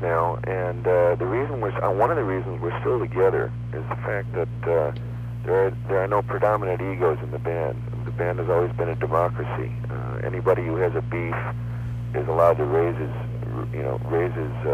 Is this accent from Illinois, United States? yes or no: yes; Chicago, Illinois, United States; also born or lived in St. Louis, Missouri; I grew up in Chicago